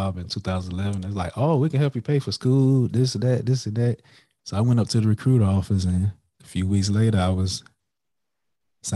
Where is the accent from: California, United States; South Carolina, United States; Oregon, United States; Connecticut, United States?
South Carolina, United States; Florence; moved away as an adult; now in Huntsville, United States; I'm originally from Florence, South Carolina